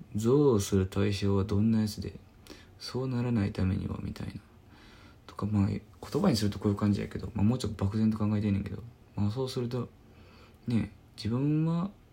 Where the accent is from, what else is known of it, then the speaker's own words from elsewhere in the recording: Osaka, Japan; 僕の地元大阪